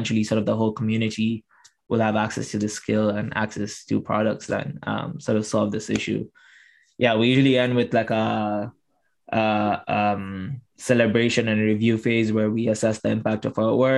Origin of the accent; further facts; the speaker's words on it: Tanzania; I was able to support 22 menstruators in Tanzania, in my hometown.